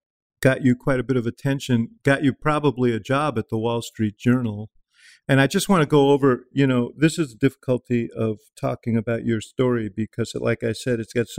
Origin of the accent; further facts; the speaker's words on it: New York City, New York, United States; When I was 11 years old, I grew up in New York City.